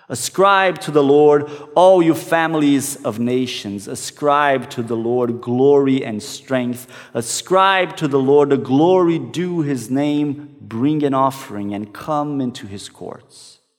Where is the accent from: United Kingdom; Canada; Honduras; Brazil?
Brazil; one that I used to sing in the church that I grew up in back in Brazil.